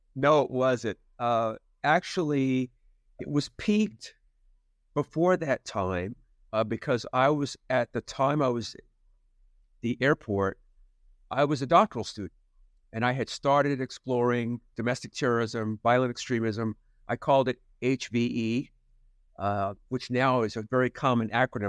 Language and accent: English; New Jersey, United States; moved away; where I grew up in New Jersey